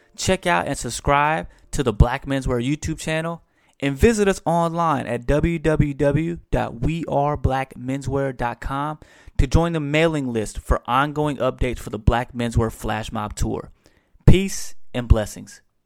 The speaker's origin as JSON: {"language": "English", "region": "Texas", "country": "United States", "said": "I'm from the South too, straight out of Texas"}